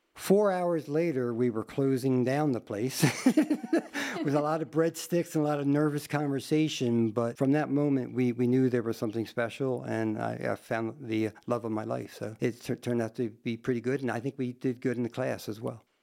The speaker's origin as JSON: {"language": "English", "region": "New Jersey", "country": "United States", "also_born_or_lived": "Trenton, New Jersey", "moved": "as an adult", "lives_now": "Sturgis, United States", "said": "I came from South Jersey to South Dakota"}